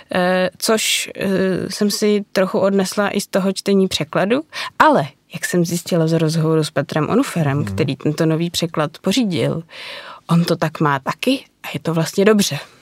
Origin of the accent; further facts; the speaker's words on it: Prague, Czechia; Já jsem z Prahy od jak živa